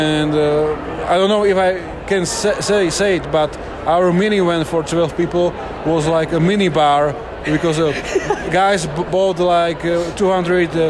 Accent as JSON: {"language": "English", "country": "Slovakia", "tie": "born or raised there", "said": "from Slovakia, a small country in Central Europe."}